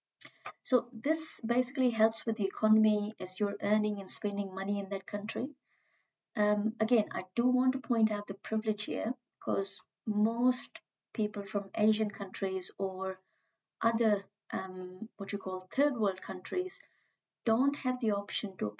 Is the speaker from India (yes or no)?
yes; India; moved away as an adult; now in New Zealand; as I am from India